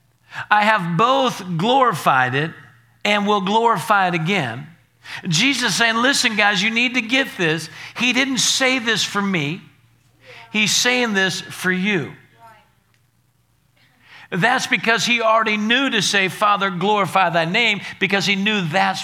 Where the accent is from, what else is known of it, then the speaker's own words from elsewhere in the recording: Naples, Florida, United States; moved away as an adult; now in Alabama, United States; I was from Naples, Florida, and I came to Alabama here